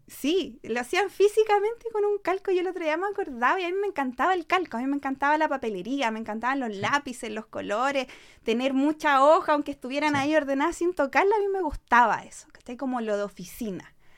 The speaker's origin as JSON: {"language": "Spanish", "town": "Maipú", "region": "Santiago Metropolitan Region", "country": "Chile", "tie": "born or raised there", "said": "yo soy de Maipú, así que me, crié toda la vida en Maipú"}